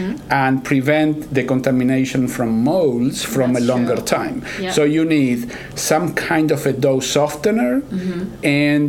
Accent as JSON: {"language": "English", "country": "Argentina", "also_born_or_lived": "Texas / New York", "second_language": "English", "moved": "yes", "lives_now": "Kansas, United States", "said": "I'm originally from Argentina, mm-hmm. And I've been in the States for about 30 years. So right. I picked up accent from different places like Texas, New York, and now I'm in Kansas, so it's an average of all the accents."}